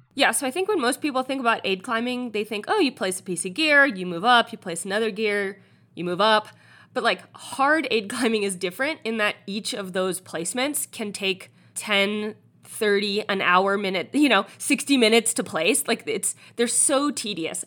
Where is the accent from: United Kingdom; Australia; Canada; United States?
United States; East Coast; moved away; I'm from the East Coast